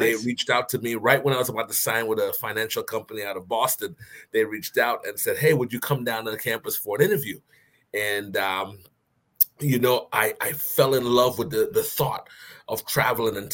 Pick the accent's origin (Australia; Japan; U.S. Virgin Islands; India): U.S. Virgin Islands; moved away as an adult; also born or lived in Bristol, Rhode Island; I grew up in the Virgin Islands and I came straight to college from the Virgin Islands. So I went from St. Croix all the way to Bristol, Rhode Island.